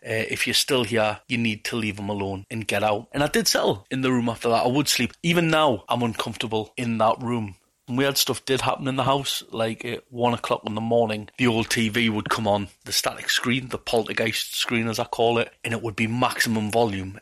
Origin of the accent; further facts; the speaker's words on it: Newcastle upon Tyne, North East England, United Kingdom; I'm from Newcastle, England.